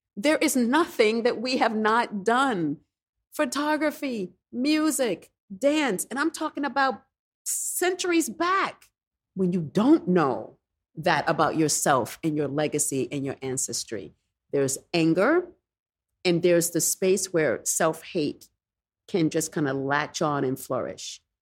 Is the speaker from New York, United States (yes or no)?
yes; New York City, New York, United States; Growing up in the Bronx